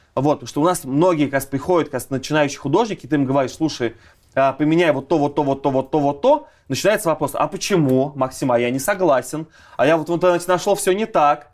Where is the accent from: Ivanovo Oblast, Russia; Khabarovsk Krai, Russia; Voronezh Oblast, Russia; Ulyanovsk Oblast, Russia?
Ulyanovsk Oblast, Russia; Ulyanovsk; moved away; я из Ульяновска как раз